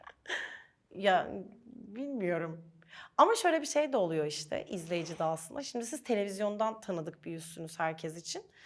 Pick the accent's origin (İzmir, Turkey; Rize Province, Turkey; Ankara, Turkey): Ankara, Turkey; toprak manzaralı bir yerde büyüdüğüm için Ankara'da